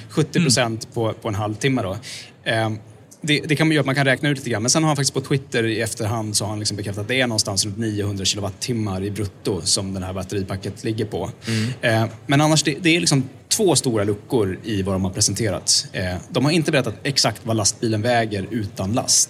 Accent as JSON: {"language": "Swedish", "country": "Sweden", "said": "som svensk"}